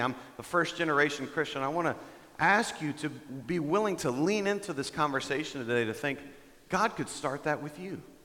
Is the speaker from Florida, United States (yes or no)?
no; Dallas, Texas, United States; moved away as an adult; now in Denver, United States; I'm from Texas. I'm from the Dallas area